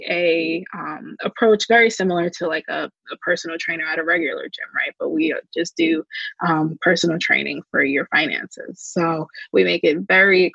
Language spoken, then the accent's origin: English; New Jersey, United States; I am from Jersey.